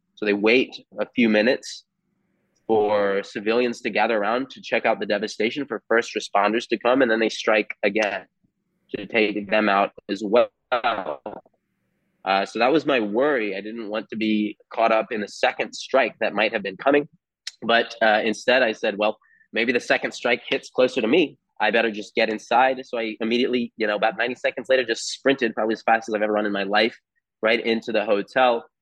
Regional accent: United States; as an American here

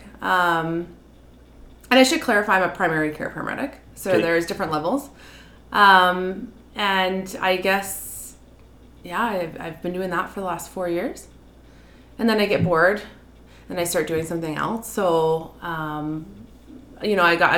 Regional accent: Charlottetown, Prince Edward Island, Canada; moved away as an adult; now in Red Deer, Canada; I'm born and raised in Prince Edward Island, Charlottetown, Prince Edward Island.

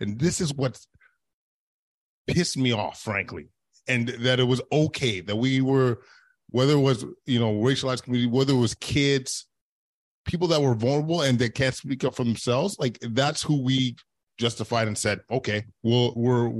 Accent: Canada; as Canadians

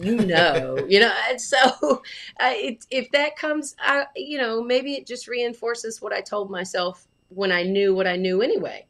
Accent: Alabama, United States; now in Connecticut, United States; And I moved to Connecticut from Alabama. So I'm from Alabama.

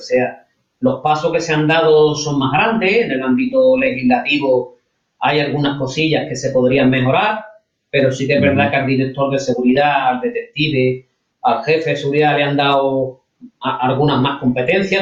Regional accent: Spain

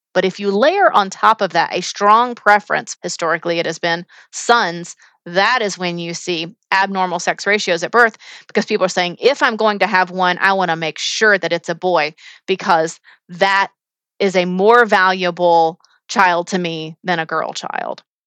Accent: United States; as an American

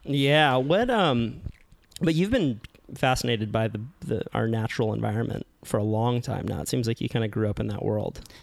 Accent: Santa Cruz, California, United States; I grew up in Santa Cruz

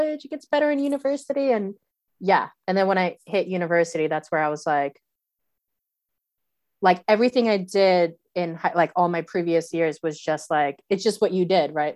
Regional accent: New York City, New York, United States; moved away as an adult; now in New Zealand; I grew up in the Bronx in the 90s.

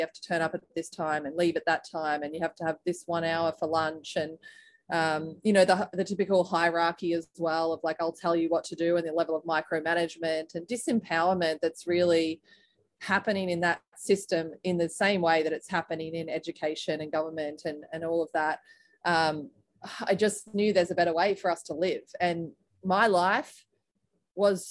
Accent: Australia; moved away as an adult; now in United States; I was originally from Australia, as you can probably hear

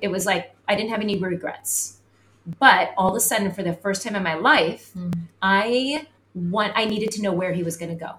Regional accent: San Diego, California, United States; moved away as an adult; also born or lived in northern Idaho; we were born and raised in San Diego

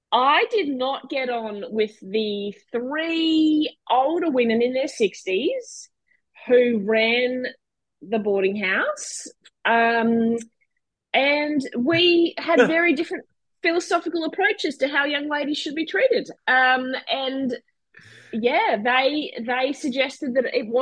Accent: Brisbane, Queensland, Australia; also born or lived in Perth; So I was born in Brisbane. Lived there almost my entire life, except for a couple of short stints

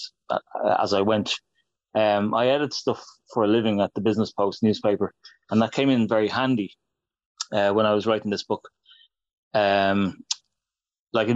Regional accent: Ireland; I'm an Irishman

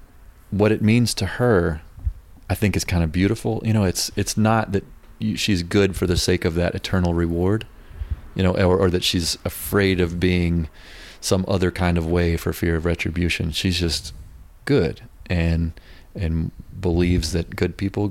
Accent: North Mississippi, United States; born or raised there; also born or lived in Memphis, Tennessee

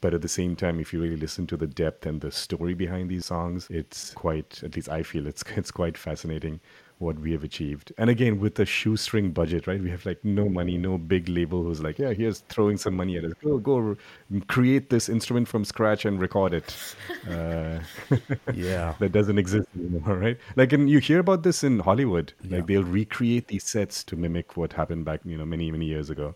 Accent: India; growing up in India, I was in a rock band

